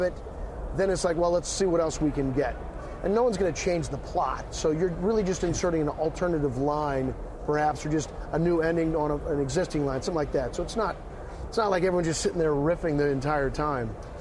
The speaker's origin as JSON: {"language": "English", "region": "Missouri", "country": "United States", "moved": "yes", "said": "I grew up watching the Chiefs. I'm from Missouri originally."}